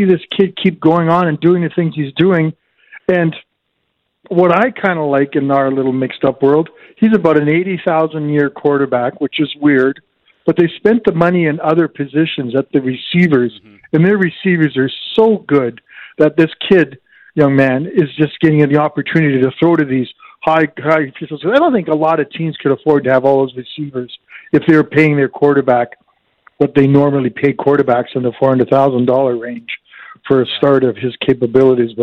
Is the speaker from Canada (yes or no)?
yes; Ontario, Canada; now in Regina, Canada; growing up in Ontario